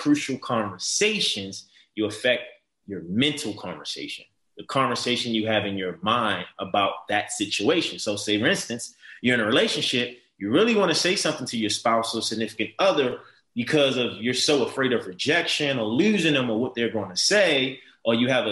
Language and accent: English; Baltimore, Maryland, United States; a man growing up in Baltimore City, tough, challenging, drug infested, violence, crime